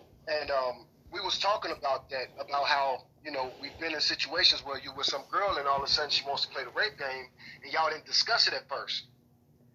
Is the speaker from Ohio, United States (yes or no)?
no; Chicago, Illinois, United States; now in Texas, United States; I grew up in Chicago, the urban jungle